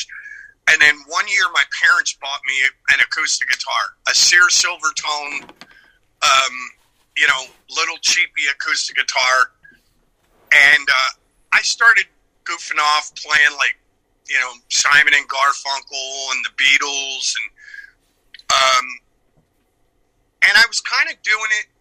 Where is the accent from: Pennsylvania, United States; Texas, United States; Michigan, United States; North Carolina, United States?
Pennsylvania, United States; Philadelphia; moved away; I lived all over that city. I was born in South Philadelphia. About a year after I was born, my parents moved to an area up in North Philadelphia.